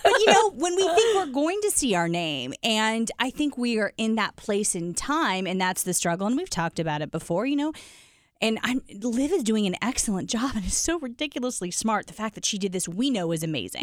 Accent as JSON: {"language": "English", "town": "Decatur", "region": "Illinois", "country": "United States", "tie": "born or raised there", "said": "my small town of only about eighty-five thousand people, um, Decatur"}